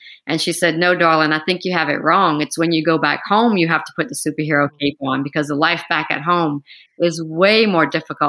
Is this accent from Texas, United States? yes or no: no; Louisiana, United States; You know, the way I was raised, we come from a very small town. There's not a lot of money where I live.